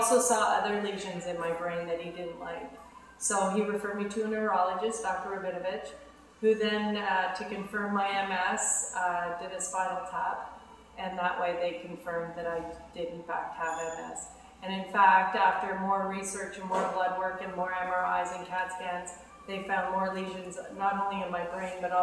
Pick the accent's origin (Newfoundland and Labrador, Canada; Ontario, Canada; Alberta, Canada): Ontario, Canada; Ottawa; I grew up in Ottawa, and I grew up in a very athletic family.